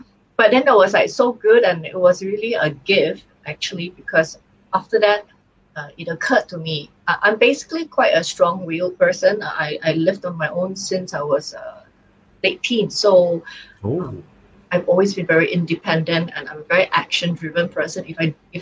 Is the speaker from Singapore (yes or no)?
yes; Singapore; I'm from Singapore.